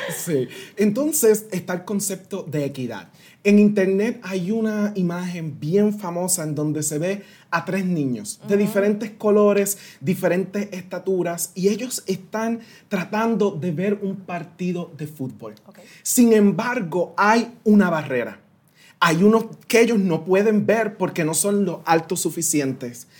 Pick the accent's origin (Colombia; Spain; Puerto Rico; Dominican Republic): Puerto Rico; San Sebastián; first language Spanish; moved away as an adult; also born or lived in Washington, D.C. / United States; nací y me crié en Puerto Rico